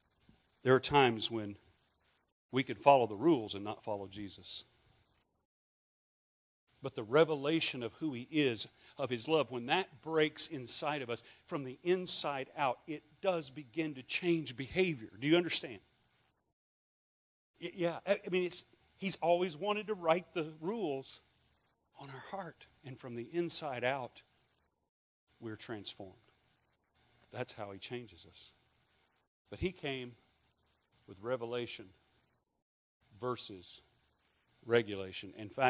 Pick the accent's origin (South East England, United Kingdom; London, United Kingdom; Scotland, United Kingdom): Scotland, United Kingdom; I'm Scottish.